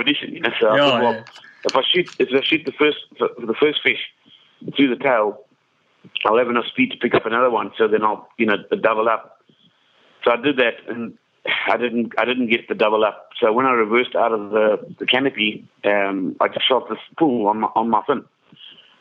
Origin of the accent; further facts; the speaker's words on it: Kariba, Mashonaland West, Zimbabwe; I grew up in Kariba in Zimbabwe.